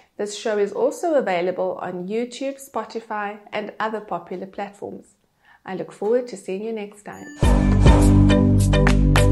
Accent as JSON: {"language": "English", "town": "Cape Town", "region": "Western Cape", "country": "South Africa", "tie": "born or raised there", "also_born_or_lived": "Johannesburg", "moved": "as an adult", "said": "I am South African. I grew up in Cape Town"}